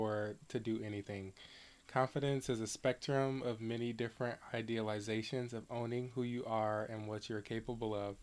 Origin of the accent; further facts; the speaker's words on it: Detroit, Michigan, United States; I am from Detroit, Michigan, just a little bit down the road from the area.